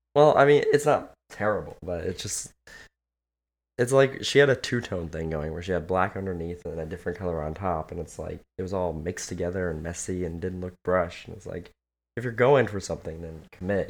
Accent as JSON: {"language": "English", "region": "California", "country": "United States", "tie": "born or raised there", "said": "I grew up in California"}